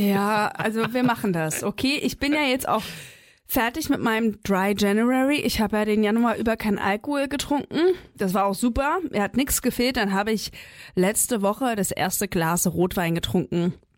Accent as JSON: {"language": "German", "region": "East Germany", "country": "Germany", "tie": "born or raised there", "said": "ich bin im Osten groß geworden"}